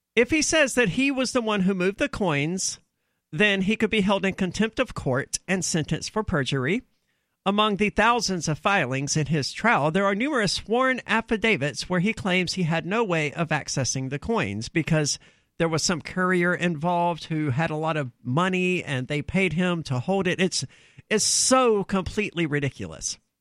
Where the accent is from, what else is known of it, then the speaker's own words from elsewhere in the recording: the South, United States; I'm from the South where a lot of people hunt